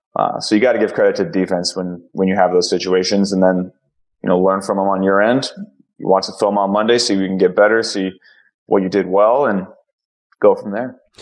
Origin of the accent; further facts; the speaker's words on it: Ohio, United States; I'm from Ohio